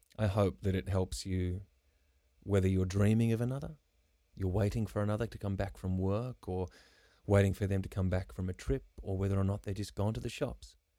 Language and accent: English; Karratha, Western Australia, Australia; I grew up in Karratha, which is tropical cyclone territory.